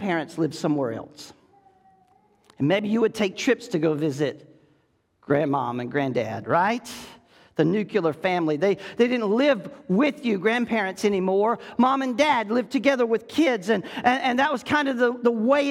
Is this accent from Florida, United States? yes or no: yes; Florida, United States; growing up in Florida on what we called Smith Hill